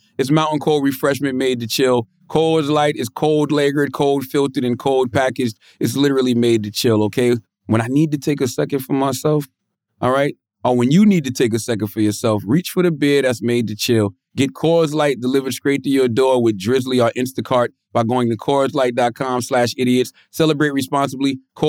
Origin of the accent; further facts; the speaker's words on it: Moncks Corner, South Carolina, United States; growing up in Moss Corner, South Carolina